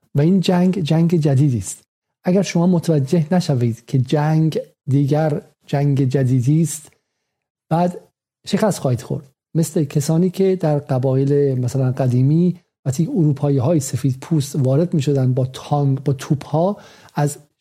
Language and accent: Persian; Iran; moved away; ما ایرانیم